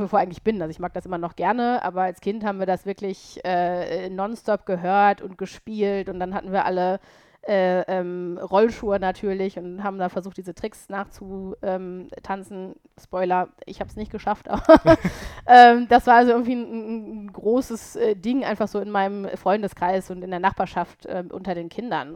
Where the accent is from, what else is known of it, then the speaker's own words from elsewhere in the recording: Paderborn, North Rhine-Westphalia, Germany; moved away as an adult; also born or lived in Cologne; now in Düsseldorf, Germany; ich komme ja aus Ostwestfalen, aus Paderborn